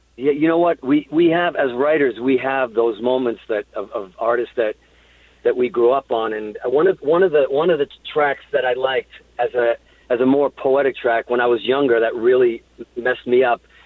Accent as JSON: {"language": "English", "town": "Hudson", "region": "Massachusetts", "country": "United States", "tie": "born or raised there", "also_born_or_lived": "Azores, Portugal", "said": "I was born in Portugal on these islands in the Azores, and I moved to Hudson, Massachusetts. And I remember, you know, being a kid in Hudson, Massachusetts"}